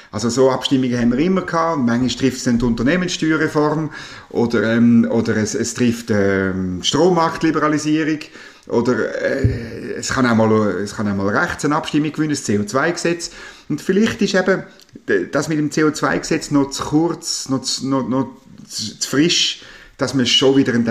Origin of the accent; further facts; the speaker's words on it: Switzerland; Man hat eigentlich ein bisschen den Nimbus wo wir ja genossen haben als Schweizer, äh, dass unsere SBB so pünktlich ist